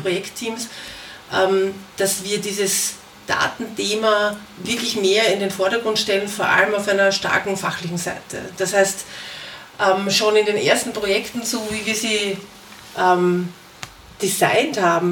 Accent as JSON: {"language": "German", "region": "Vienna", "country": "Austria", "also_born_or_lived": "Germany", "said": "aus Wien"}